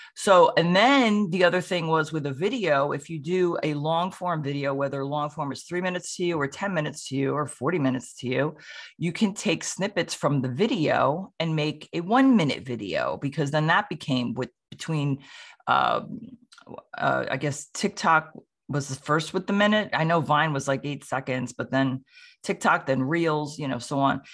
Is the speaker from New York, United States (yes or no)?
yes; Sleepy Hollow, New York, United States; now in Roxbury, United States; I'm originally from Sleepy Hollow, New York